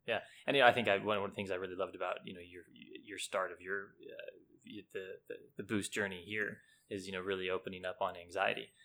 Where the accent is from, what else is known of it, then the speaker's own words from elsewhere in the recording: United States; moved away as an adult; now in Hong Kong; I played, you know, typical little league as any kid does growing up in the States.